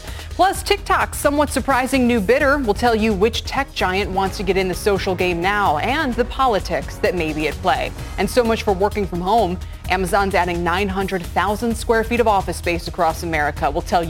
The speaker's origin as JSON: {"language": "English", "town": "Rochester", "region": "New York", "country": "United States", "tie": "born or raised there", "said": "I grew up near Rochester."}